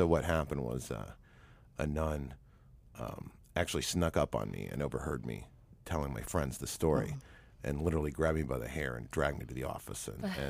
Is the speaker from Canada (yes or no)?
yes; Canada; No, actually, my parents were not Catholic. In Canada, there's a two-tier school system. There's English secular and French Catholic.